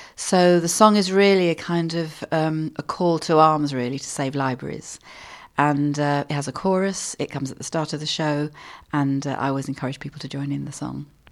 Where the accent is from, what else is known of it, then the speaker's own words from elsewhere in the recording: London, United Kingdom; growing up in London